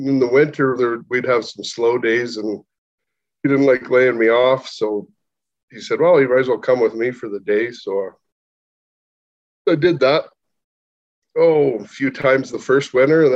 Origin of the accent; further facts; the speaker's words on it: Southern Alberta, Canada; we're from Southern Alberta